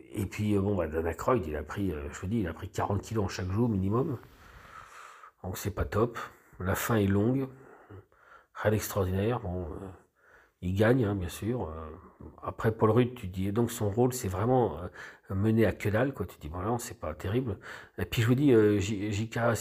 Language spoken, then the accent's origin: French; France; on est français